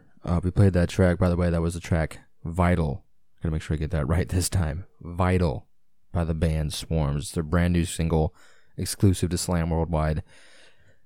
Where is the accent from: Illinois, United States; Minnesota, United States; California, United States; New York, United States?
Illinois, United States; I'm just a American kid from fucking Illinois